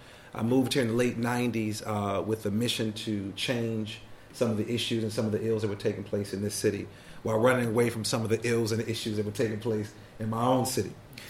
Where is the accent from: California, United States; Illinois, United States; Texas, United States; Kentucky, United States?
Illinois, United States; Chicago; now in Baltimore, United States; I'm not originally from Baltimore. I moved here from Chicago years ago, and I taught at the third oldest high school in the country, which is Baltimore City College High School.